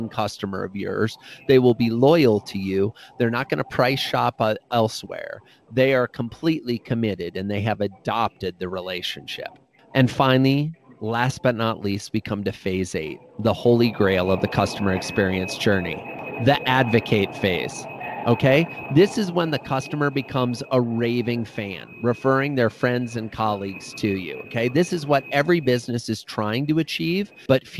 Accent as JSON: {"language": "English", "region": "Iowa", "country": "United States", "tie": "born or raised there", "said": "I grew up in Iowa"}